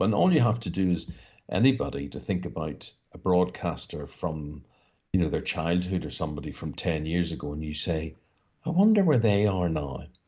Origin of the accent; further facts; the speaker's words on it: Northern Ireland, United Kingdom; growing up in Northern Ireland